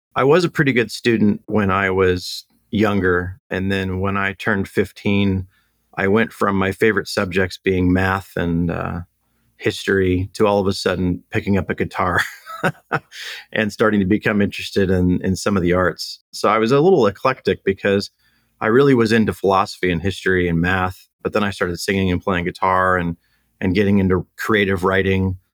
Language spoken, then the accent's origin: English; Temecula, California, United States; also born or lived in Long Beach, California / Orange County, California; born and raised in uh, SoCal. So originally born in Long Beach, and then moved out to the Temecula area when I was a kid. So my parents raised me out here